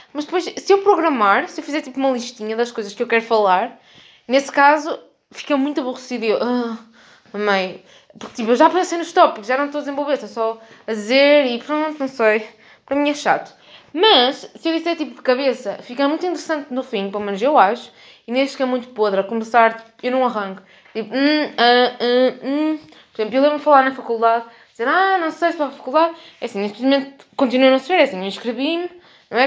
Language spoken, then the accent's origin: Portuguese; Norte, Portugal; accent: northern; um sotaque do norte que eu sinto que está a transbordar de mim, porque sim, eu sou do norte